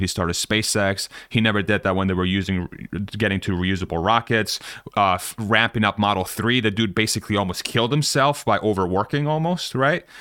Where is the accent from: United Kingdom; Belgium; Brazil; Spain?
Spain